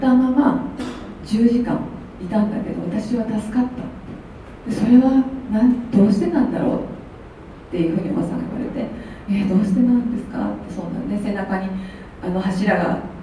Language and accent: Japanese; Toyooka, Hyogo, Japan; 学校をま卒業しまして地元に帰ってきましたでそれからあの豊岡市の方で